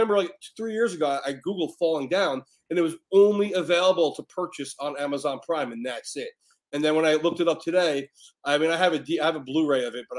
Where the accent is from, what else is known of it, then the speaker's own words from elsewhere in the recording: New York, United States; moved away as an adult; also born or lived in California; I'm 43 years old. I grew up in New York on the East Coast